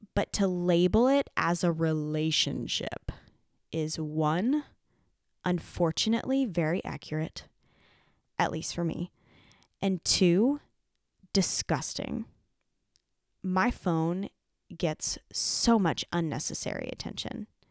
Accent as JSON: {"language": "English", "area": "Lancaster County", "region": "Pennsylvania", "country": "United States", "tie": "born or raised there", "also_born_or_lived": "Nashville, Tennessee", "moved": "as an adult", "said": "I had never lived outside of Lancaster County, Pennsylvania"}